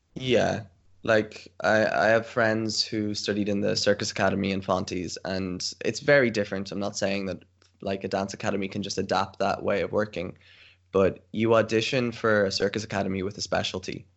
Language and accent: English; Ireland; moved away as an adult; now in Tilburg, Netherlands; I'm Irish, born in Ireland, currently in Ireland because of quarantine, but I'm based in the Netherlands